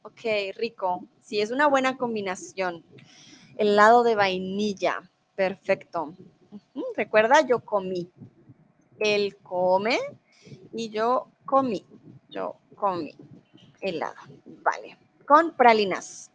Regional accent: Colombia; first language Spanish; also born or lived in Mexico; now in Germany; yo soy de Colombia y vivo en Alemania, ahora estoy en México

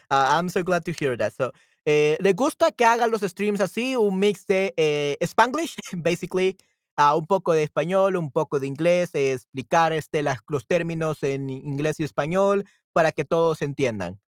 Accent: El Salvador; No, no, no soy peruano.

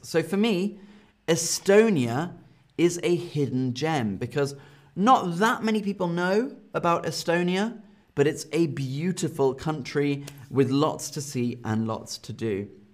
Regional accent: London, United Kingdom; now in Germany; I'm from the United Kingdom. I was born in London.

